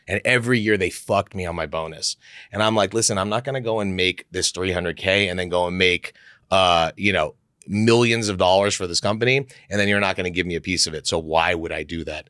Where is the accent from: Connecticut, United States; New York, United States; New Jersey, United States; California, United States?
California, United States; Beverly Hills; I grew up in Beverly Hills